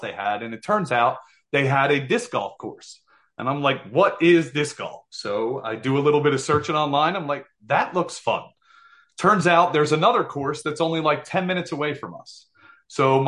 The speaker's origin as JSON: {"language": "English", "region": "New Jersey", "country": "United States", "said": "we're from Jersey here, and I'm one of five boys"}